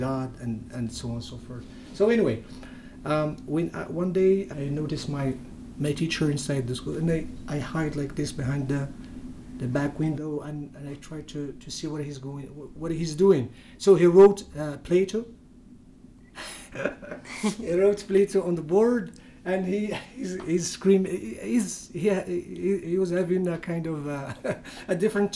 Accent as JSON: {"language": "English", "town": "Agadir", "region": "Souss-Massa", "country": "Morocco", "first_language": "Berber (Tamazight)", "second_language": "English", "moved": "as an adult", "lives_now": "United States", "said": "I'm from Morocco, from a place called Agadir, the suburbs of Agadir in the mountains. So I'm a Berber"}